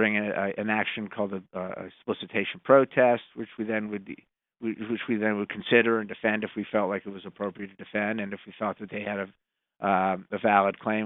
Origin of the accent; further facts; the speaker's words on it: Montgomery County, Maryland, United States; I'm from Montgomery County